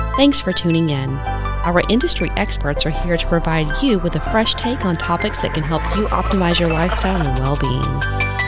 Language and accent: English; Tennessee, United States; also born or lived in Georgia; now in Gainesville, United States; raised in Tennessee